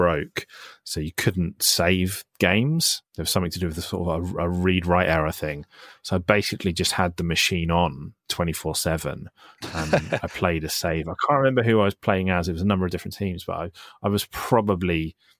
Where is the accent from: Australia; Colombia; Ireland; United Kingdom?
United Kingdom; Isle of Wight, South East England; where I grew up in the Isle of Wight